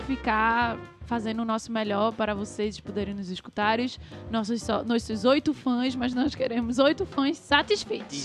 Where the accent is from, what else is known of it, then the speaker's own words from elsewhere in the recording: Brazil; a gente é brasileiro